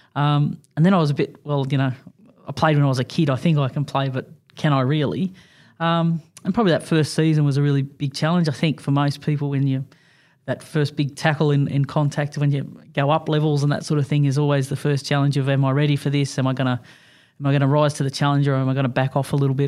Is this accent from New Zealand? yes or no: no; Junee, New South Wales, Australia; Growing up in a little country town of Junie